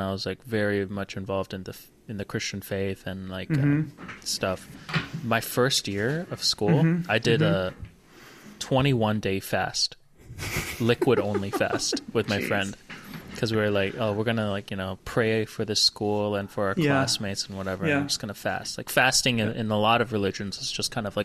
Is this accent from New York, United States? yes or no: no; Georgia, United States; also born or lived in Hawaii; when we moved to Georgia from Hawaii when I was 7